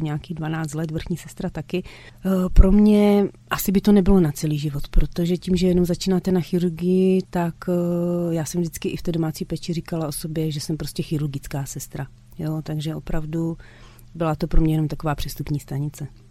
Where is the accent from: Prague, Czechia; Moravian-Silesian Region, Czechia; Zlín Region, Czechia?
Moravian-Silesian Region, Czechia; Krnov; also born or lived in Mladá Boleslav; u nás v Krnově